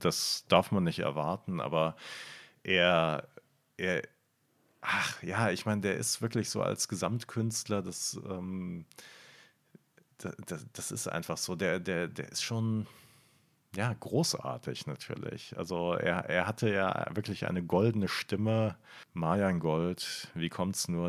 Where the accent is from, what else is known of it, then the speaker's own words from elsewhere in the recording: Bonn, North Rhine-Westphalia, Germany; ich bin halt in Bonn aufgewachsen